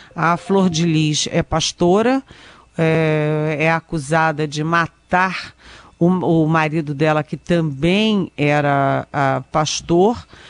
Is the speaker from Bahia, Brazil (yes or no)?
no; Rio de Janeiro, Brazil; moved away; eu sou carioca, minha mãe mora no Rio